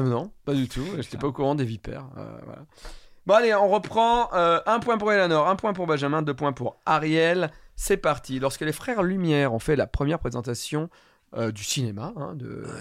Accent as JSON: {"language": "French", "area": "Ardèche", "region": "Auvergne-Rhône-Alpes", "country": "France", "tie": "born or raised there", "moved": "yes", "said": "je viens de l'Ardèche"}